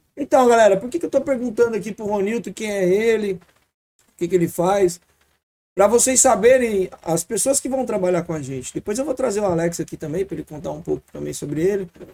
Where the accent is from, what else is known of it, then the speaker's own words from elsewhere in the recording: Ceará, Brazil; nós do Nordeste, mano, sou do Ceará